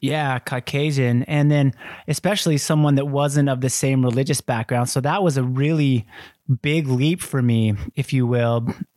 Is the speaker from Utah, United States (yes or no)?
yes; Kaysville, Utah, United States; also born or lived in Argentina; I was raised in Kaysville, Utah, like white Mormon capital of the world